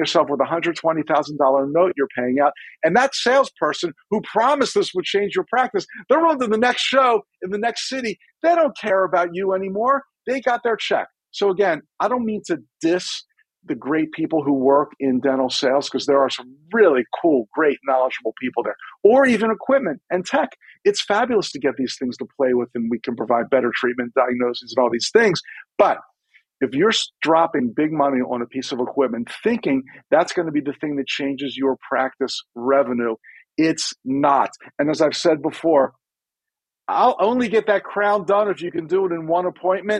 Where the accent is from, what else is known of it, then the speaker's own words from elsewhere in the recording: Maryland, United States; I'm from Maryland, which nobody's sure if we're a Southern state or a Northern state.